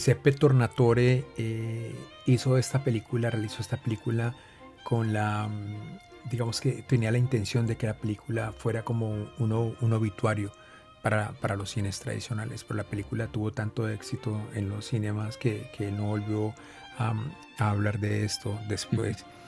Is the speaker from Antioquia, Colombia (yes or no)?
no; Cali, Valle del Cauca, Colombia; yo crecí viendo películas en un teatro vetusto en, mi tierra natal, Cali